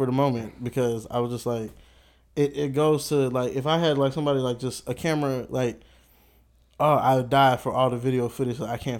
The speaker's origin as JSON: {"language": "English", "town": "Houston", "region": "Texas", "country": "United States", "tie": "born or raised there", "said": "Wasn't born here. I was born in Houston"}